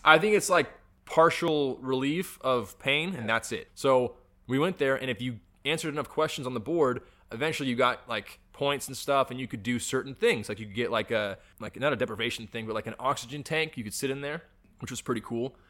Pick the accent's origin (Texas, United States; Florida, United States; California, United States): California, United States; I'm a Californian